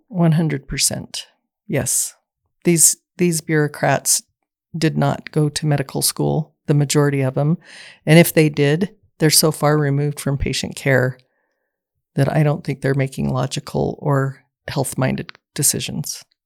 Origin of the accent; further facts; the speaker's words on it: Southeast Idaho, United States; I was born and raised in Southeast Idaho